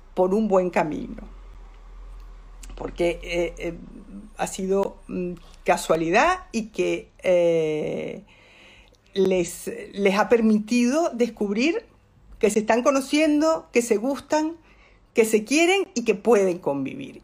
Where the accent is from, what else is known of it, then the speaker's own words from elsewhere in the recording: Venezuela; accent: Venezuelan; moved away as an adult; now in Spain; Porque yo soy bilingüe y hablo en venezolano y en español